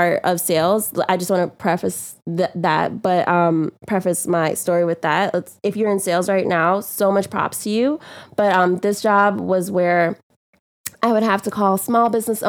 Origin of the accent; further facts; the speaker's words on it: New York, United States; accent: New York; also born or lived in Guyana; it's a New York accent, but I was born in Guyana. My family's from Guyana. I came to New York when I was about eight or nine